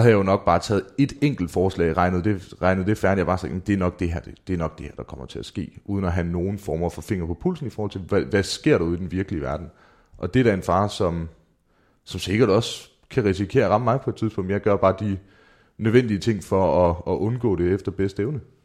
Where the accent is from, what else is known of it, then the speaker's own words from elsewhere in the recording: Mårslet, Central Denmark Region, Denmark; mine tømmervenner hjemme i Morslet